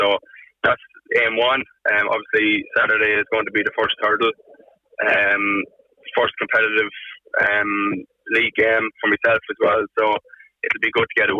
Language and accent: English; Carlow, Leinster, Ireland; moved away as an adult; now in Westmeath, Ireland; I'm originally from Carlow.